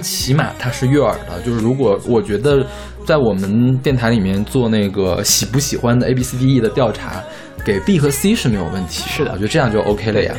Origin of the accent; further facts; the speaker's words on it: Mishan, Heilongjiang, China; moved away; 我原来在密山市，是有密山报的，我们家订过密山报